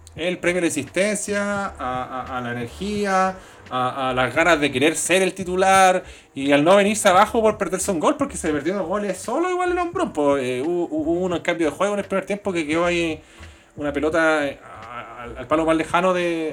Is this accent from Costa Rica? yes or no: no; Chile; accent: Chilean; now in Sydney, Australia; mi acento chileno